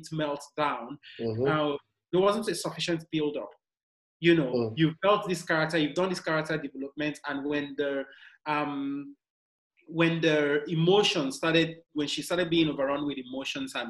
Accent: Nigeria; I'm Nigerian

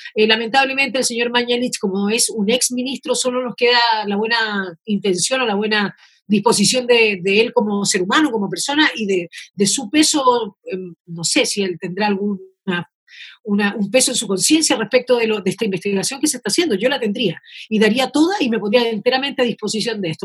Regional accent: Chile; somos varios los chilenos

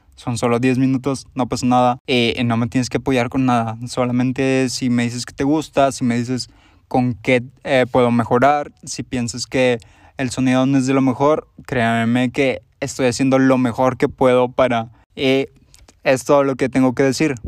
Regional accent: Monterrey, Nuevo León, Mexico; soy de Monterrey, Nuevo León, como ya lo podrán haber escuchado en mi voz

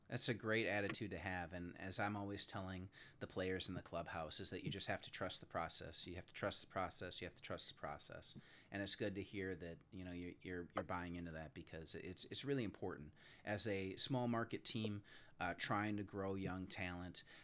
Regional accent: Wisconsin, United States; I'm from Wisconsin myself

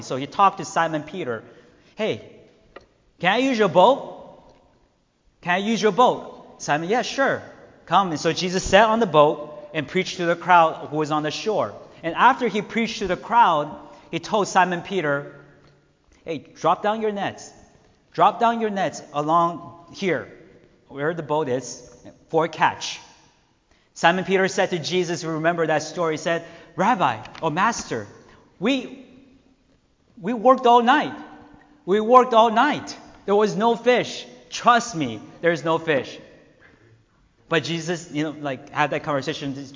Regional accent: Taiwan; now in United States; I was born in Taiwan where many people, most people did not believe in God

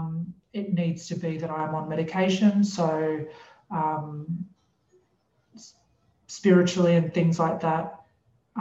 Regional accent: Brisbane, Queensland, Australia; moved away; we grew up in Brisbane, so I had a lot of friends and family there

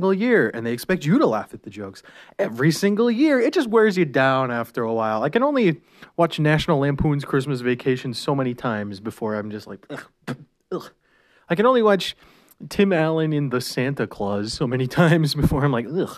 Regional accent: Canada; we're Canadian.

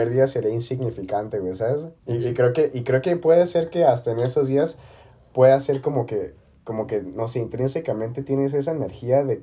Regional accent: Mexico; Ah, es que soy mexicano.

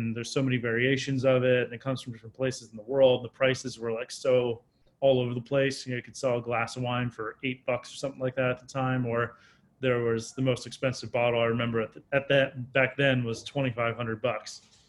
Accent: Maryland, United States; Yeah, so I grew up in Maryland, moved around a lot as a kid. I went to 4 different elementary schools before we kind of settled into a place that I lived when I was younger.

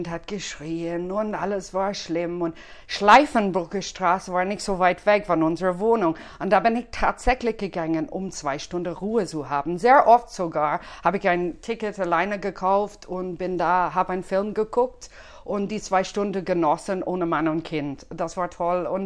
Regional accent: Dublin, Leinster, Ireland; now in Ostalb, Germany; Nein, das bin ich nicht, aber ich komme aus Irland ursprünglich

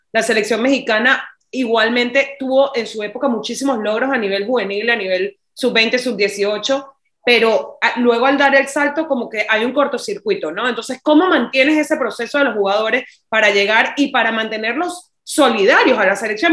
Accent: Venezuela; moved away; also born or lived in Barcelona / Miami; como venezolano

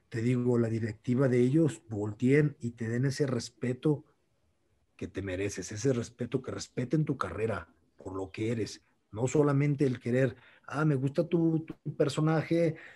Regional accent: Mexico; Yo estoy, yo estoy feliz en mi tierra, en México

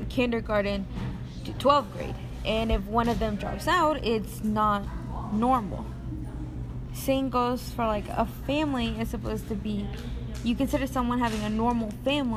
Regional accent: United States; we were born and we were raised here in the United States.

